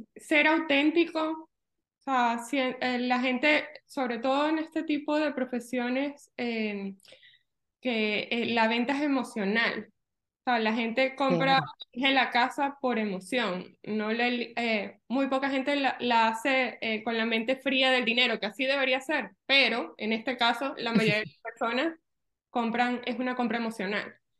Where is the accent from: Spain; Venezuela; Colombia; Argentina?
Venezuela; moved away as an adult; now in Orlando, United States; Yo soy de Venezuela